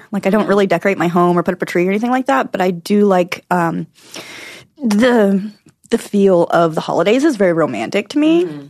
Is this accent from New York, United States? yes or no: no; Arkansas, United States; born or raised there; moved away as an adult